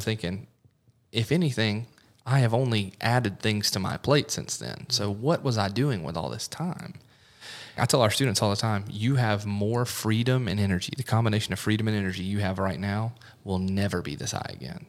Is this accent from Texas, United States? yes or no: no; the Midlands of South Carolina, United States; also born or lived in Clemson, South Carolina; I grew up in the Midlands of South Carolina, moved up to Clemson